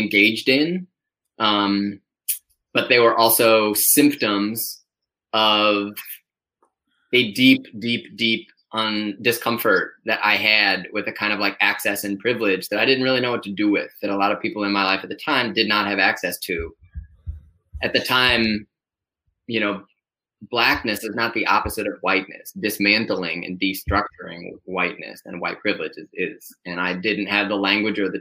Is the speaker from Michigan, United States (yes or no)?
yes; Ann Arbor, Michigan, United States; also born or lived in Chicago; now in New York City, United States; I grew up in Michigan. I grew up in Ann Arbor